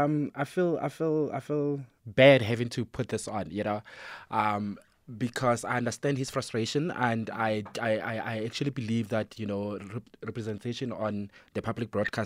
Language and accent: English; North West, South Africa; as a kid growing up in Northwest